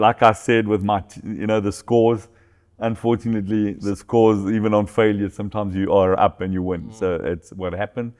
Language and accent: English; South Africa; moved away as an adult; also born or lived in Angola; now in Portugal; I was born in South Africa, my kids were born in Angola